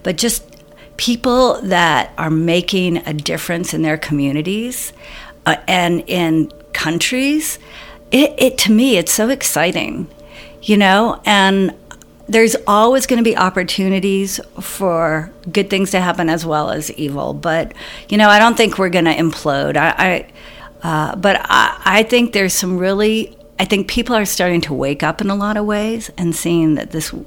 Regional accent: Tucson, Arizona, United States; now in Cleveland, United States; I grew up, was born and raised in Tucson, but now I live outside of Cleveland, Ohio

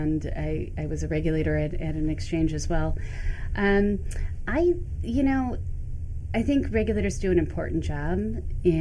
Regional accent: Michigan, United States; also born or lived in New York City; now in New York, United States; Growing up in Michigan, I used to come to Canada all the time.

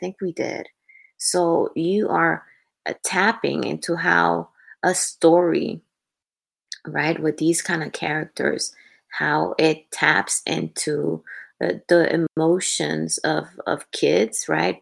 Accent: Dominican Republic; English is a second language; moved away; while I was growing up in the Dominican Republic.

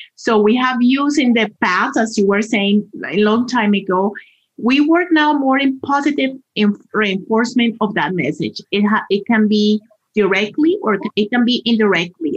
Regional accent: Colombia; moved away as an adult; now in Colorado, United States; I am originally from Colombia and I have been in this wonderful state for more than 20 years

